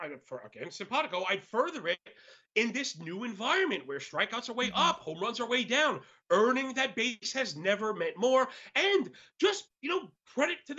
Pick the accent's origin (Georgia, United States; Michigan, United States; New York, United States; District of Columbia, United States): New York, United States; I'm from New York, and I've been making my bones my entire life